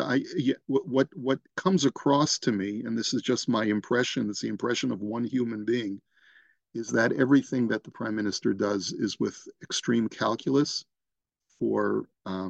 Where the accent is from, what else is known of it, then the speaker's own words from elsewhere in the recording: United States; now in Toronto, Canada; I'm an American originally